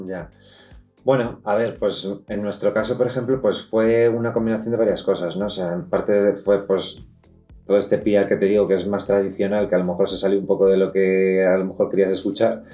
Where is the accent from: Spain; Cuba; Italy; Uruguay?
Spain; Madrid, Community of Madrid; nosotros somos de aquí de Madrid, vivimos en Madrid